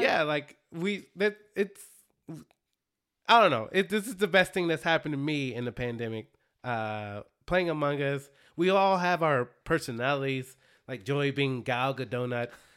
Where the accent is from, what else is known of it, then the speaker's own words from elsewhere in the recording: Dallas, Texas, United States; the Dallas Stars, my hometown